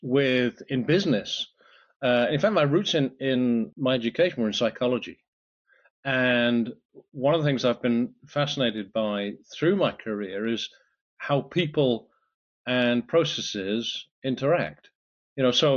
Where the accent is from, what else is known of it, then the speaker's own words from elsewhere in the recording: United Kingdom; moved away as an adult; now in France; I'm a Brit, as you can probably tell by my accent